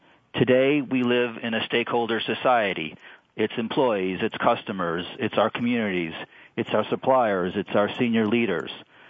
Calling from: Chicago, Illinois, United States; I'm calling from Chicago.

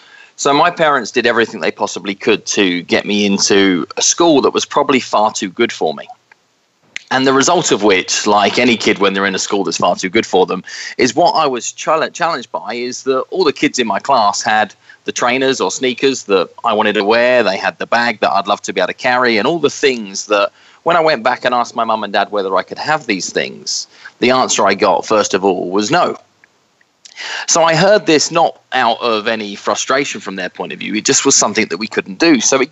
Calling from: just outside New York City, United States; moved away; Today I'm calling from my home just outside New York City

